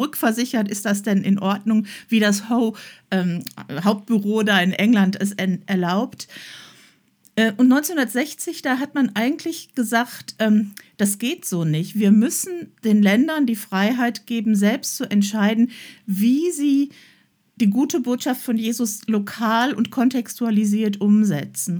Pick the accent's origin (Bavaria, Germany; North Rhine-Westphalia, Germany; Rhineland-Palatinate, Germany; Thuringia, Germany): North Rhine-Westphalia, Germany; Emmerich; now in Oberbergischer Kreis, Germany; ich komm ja vom Niederrhein, wo man mit einem Fahrrad zwischen den Beinen aufwächst